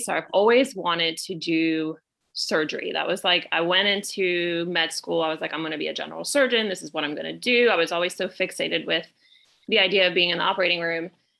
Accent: Puerto Rico; now in Pensacola, United States; So I am originally from Puerto Rico, but I moved to Pace, Florida in 94. So I consider myself a Pensacolian, if you will.

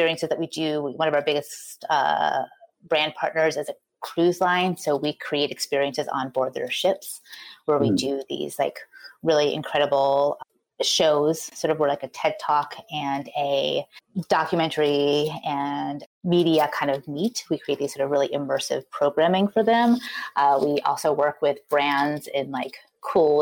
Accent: New York, United States; moved away as an adult; now in Portland, United States; I am a New Yorker born and bred.

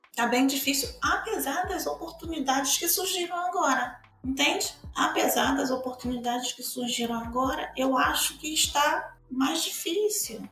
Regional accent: Bahia, Brazil; now in Rio de Janeiro, Brazil; sou baiana, vim da Bahia para cá, para o Rio de Janeiro

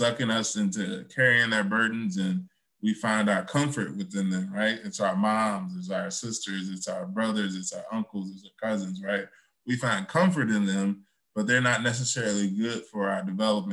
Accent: Chicago, Illinois, United States; now in Oak Park, United States; I'm from Chicago too

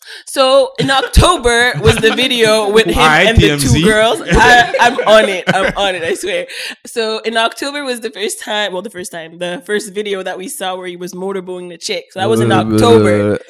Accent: Canada; I'm also Canadian, as Tristan is

